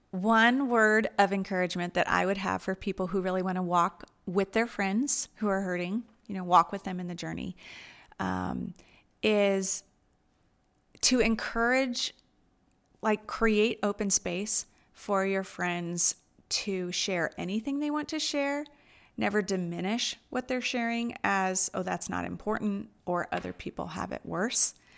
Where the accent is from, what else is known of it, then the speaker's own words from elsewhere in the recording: United States; moved away as an adult; also born or lived in Asia; as an American who's always rushed and busy